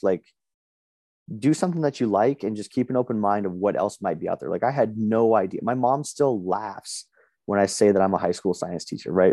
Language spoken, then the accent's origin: English; Las Vegas, Nevada, United States; moved away as an adult; also born or lived in Reno, Nevada; now in Boise, United States; I live in Boise, Idaho now, but I was born and raised in Las Vegas